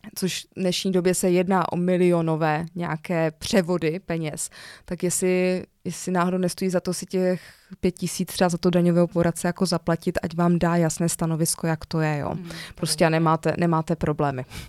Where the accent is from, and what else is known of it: Czechia